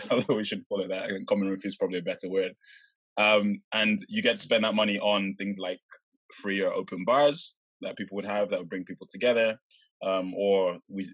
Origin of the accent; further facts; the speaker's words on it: Norwich, East of England, United Kingdom; moved away as an adult; now in London, United Kingdom; growing up in Norwich